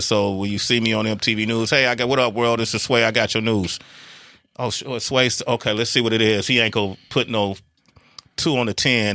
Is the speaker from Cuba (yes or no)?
no; Oakland, California, United States; … and I grew up in Oakland, California